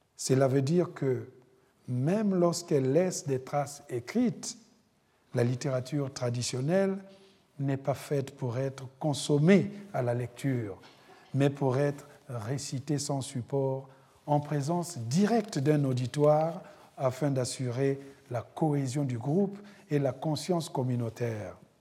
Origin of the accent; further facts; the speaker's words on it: Republic of the Congo; moved away; mon pays d'origine, le Congo-Brazzaville